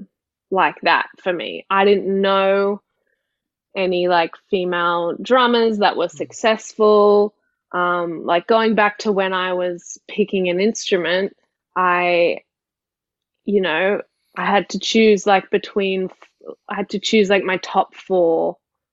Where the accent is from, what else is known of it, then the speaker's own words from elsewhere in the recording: Sydney, New South Wales, Australia; I grew up in Sydney